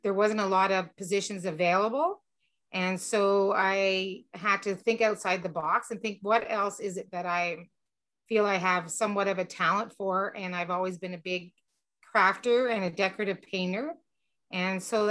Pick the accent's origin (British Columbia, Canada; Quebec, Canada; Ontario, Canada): Ontario, Canada; Petawawa; moved away as an adult; also born or lived in Greenwood, Nova Scotia / Ottawa; I'm originally from Petawawa